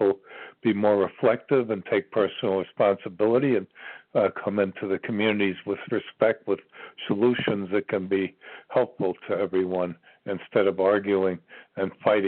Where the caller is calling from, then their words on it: Ashland, Virginia, United States; I'm calling from Ashland, Virginia.